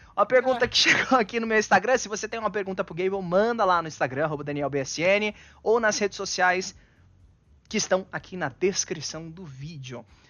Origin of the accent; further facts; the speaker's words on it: Bauru, São Paulo, Brazil; Bauru, interior de São Paulo, lá daqui umas duas horinhas.